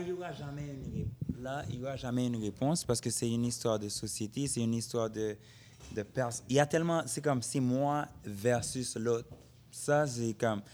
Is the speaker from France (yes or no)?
no; Haiti; je suis né en Haïti. Je sais ce que c'est comme être un Haïtien